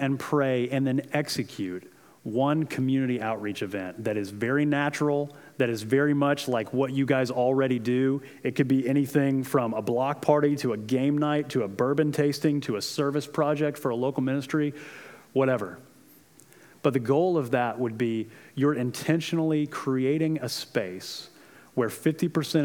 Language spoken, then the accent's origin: English; Florida, United States; moved away; I'm from Florida.